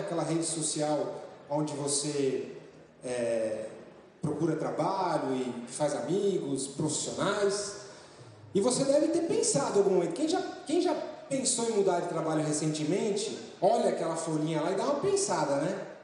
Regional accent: São Paulo, Brazil; eu sou nascido em São Paulo

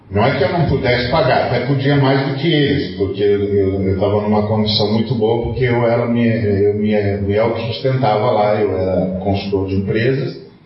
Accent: Brazil; moved away as an adult; also born or lived in Portugal; No dia que eu saí de lá, meu amigo. No dia que eu saí de lá. Eu vim em missão. Eu não vim aqui para lembrar que eu sou brasileiro.

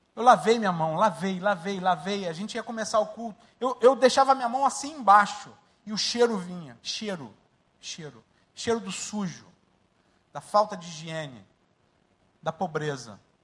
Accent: Rio de Janeiro, Brazil; moved away as an adult; also born or lived in Mangueira, Rio de Janeiro / Jacarepaguá, Rio de Janeiro / Linhares, Espírito Santo; now in Dakar, Senegal; Nasci na favela da Mangueira e fui para Marechal e passei minha vida toda em Marechal

